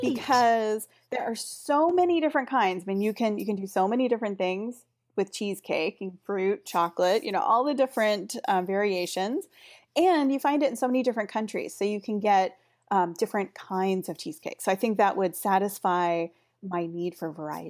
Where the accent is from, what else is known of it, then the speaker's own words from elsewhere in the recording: Pacific Northwest, United States; moved away as an adult; also born or lived in Germany; I grew up in the Pacific Northwest in the United States, and then I lived in Germany for a while